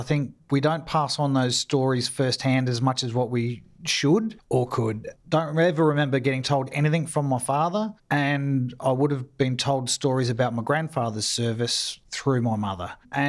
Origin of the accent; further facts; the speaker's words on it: Sydney, New South Wales, Australia; also born or lived in Townsville; now in Adelaide, Australia; So I grew up mainly in Sydney. My father was a gunner in artillery for 23 years, and most of his postings were in the Sydney area.